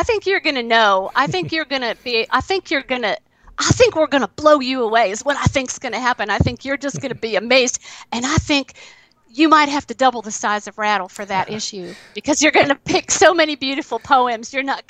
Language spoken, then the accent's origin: English; Appalachia, United States; moved away as an adult; now in Athens, Ohio, United States; Obviously, I'm Appalachian